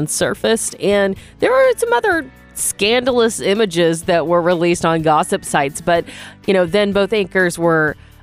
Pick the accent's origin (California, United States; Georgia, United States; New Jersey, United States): Georgia, United States; Milledgeville; now in Sonoma County, United States; I'm from a town called Milledgeville, Georgia